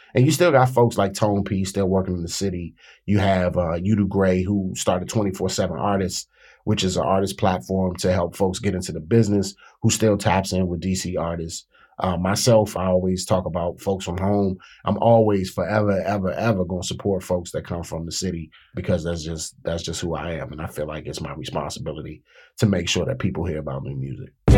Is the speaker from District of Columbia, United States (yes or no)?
yes; Washington, District of Columbia, United States; I grew up in a city